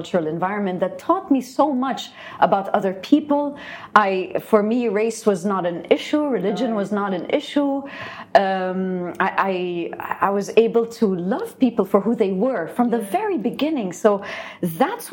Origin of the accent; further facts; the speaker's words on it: Dubai, United Arab Emirates; I was born in Dubai.